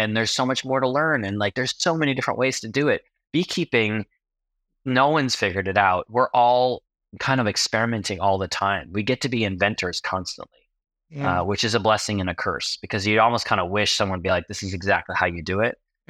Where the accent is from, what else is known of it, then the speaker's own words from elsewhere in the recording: New York, United States; also born or lived in Los Angeles; now in Tennessee, United States; So I grew up in New York, was working in the film business and then firefighting in LA, and then got married and we decided to move to Tennessee to be closer to some family members